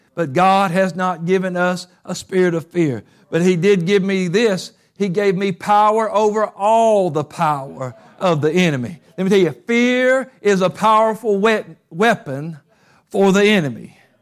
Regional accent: Covington, United States; moved away; my hometown Covington

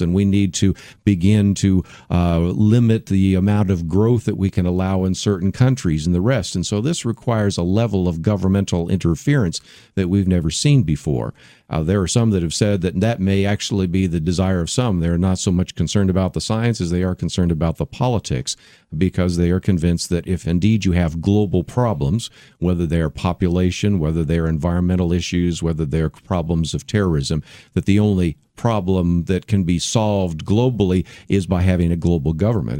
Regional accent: San Francisco Bay Area, California, United States; also born or lived in Berkeley, California; I was born in Berkeley. I grew up in the San Francisco Bay Area

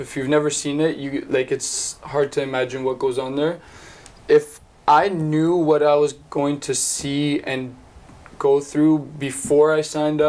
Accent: Winnipeg, Manitoba, Canada; also born or lived in Odesa, Ukraine; now in Kamloops, Canada; So I'm originally from Odessa, Ukraine. That's where I was born, and then when I was 2 years old, I ended up immigrating to Winnipeg with my family. And then from then on, I just ended up staying in Winnipeg and growing up there.

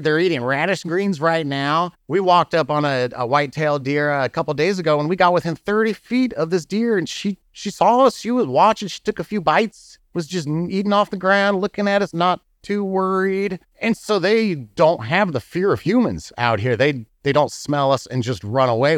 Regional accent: Muncie, Indiana, United States; moved away as an adult; also born or lived in California / St. Louis, Missouri; now in Bourbon, United States; I'm from Indiana. I grew up in Muncie, Indiana

